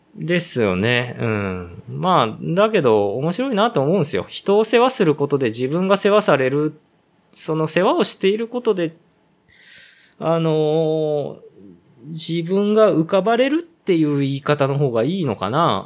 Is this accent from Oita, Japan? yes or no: no; Ōguchi, Aichi, Japan; 僕の実家のこの、大口